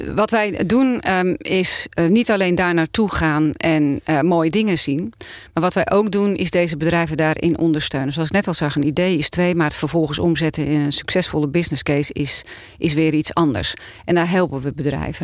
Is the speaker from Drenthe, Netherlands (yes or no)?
no; Volendam, North Holland, Netherlands; ik kom van Volendam.